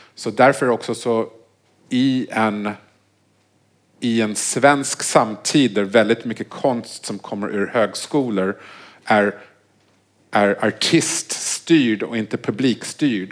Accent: Vancouver, British Columbia, Canada; moved away; jag är uppvuxen i Vancouver

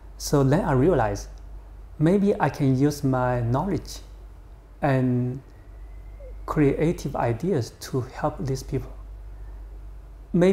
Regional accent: Guangxi, China; moved away; I grew up in Guangxi province.

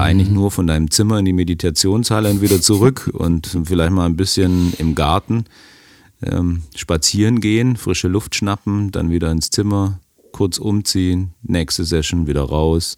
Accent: Germany; als Deutscher

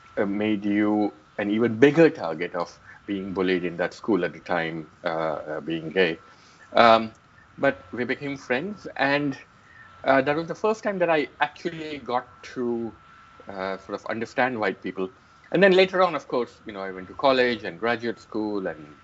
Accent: Queens, New York, United States; So Donald Trump also was a German-American kid growing up in Queens.

